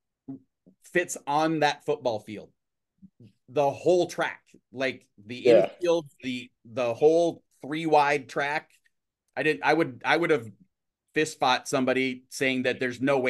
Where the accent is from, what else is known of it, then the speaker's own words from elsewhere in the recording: Minnesota, United States; I'm from Minnesota